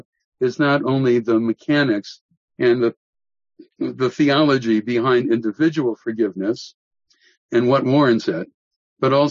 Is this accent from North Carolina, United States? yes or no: no; Milwaukee, Wisconsin, United States; I grew up in Milwaukee